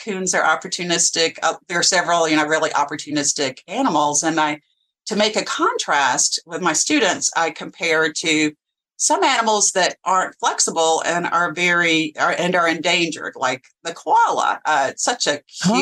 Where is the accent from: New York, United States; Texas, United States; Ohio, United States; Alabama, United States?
Alabama, United States; now in Virginia, United States; I grew up in Alabama